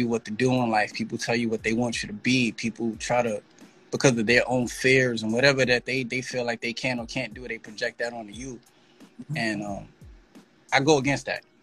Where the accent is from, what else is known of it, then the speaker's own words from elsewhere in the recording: New York City, New York, United States; also born or lived in Texas; I come from the Bronx. I'm a New York City resident, native. Been here all my life except for 1 year when I moved to Texas